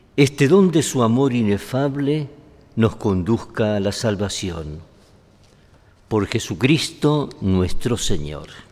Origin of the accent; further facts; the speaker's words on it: Spain; los que somos españoles